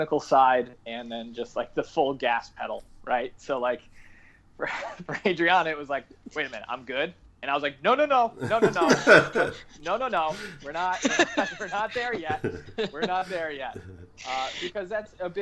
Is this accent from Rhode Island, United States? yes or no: yes; South Kingstown, Rhode Island, United States; also born or lived in Bristol Warren area, Rhode Island; I'm from originally South Kingstown, Rhode Island.